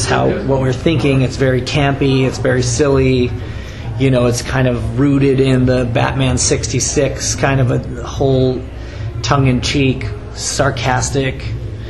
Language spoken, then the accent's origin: English; West Coast, United States; growing up on the West Coast